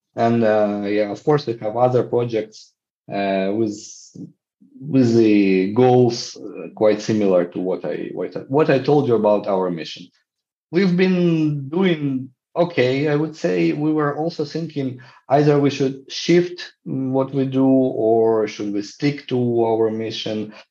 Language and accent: English; Ukraine; I'm from Ukraine and I work to develop social entrepreneurship field here